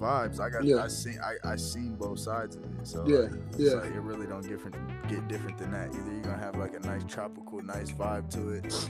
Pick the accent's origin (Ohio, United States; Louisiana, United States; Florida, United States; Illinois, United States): Ohio, United States; moved away; also born or lived in Colorado / Atlanta; I grew up in Ohio, half my life in Ohio, half my life in Colorado.